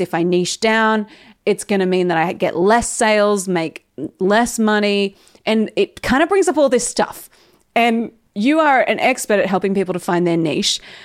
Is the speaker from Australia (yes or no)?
yes; Australia; most Aussies use niche, and it is kinda weird that we